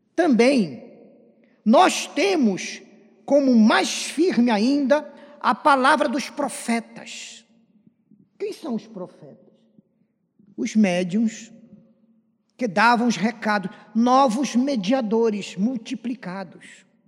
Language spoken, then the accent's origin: Portuguese; land of the Círio de Nazaré, Pará, Brazil; moved away; a nossa igreja de Nossa Senhora de Nazaré, lá da minha terra